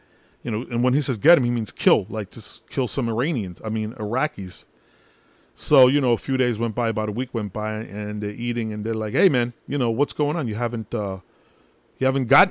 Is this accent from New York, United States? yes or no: yes; New York City, New York, United States; I'm Puerto Rican, but I was born in Brooklyn